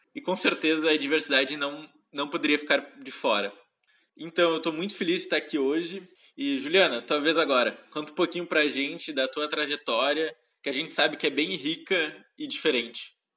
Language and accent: Portuguese; interior of Rio Grande do Sul, Brazil; now in Porto Alegre, Brazil; eu sou do Rio Grande do Sul, nasci no interior do estado, em uma cidadezinha bem pequena, de aproximadamente 15 mil habitantes, onde cresci e estudei até o final do ensino médio.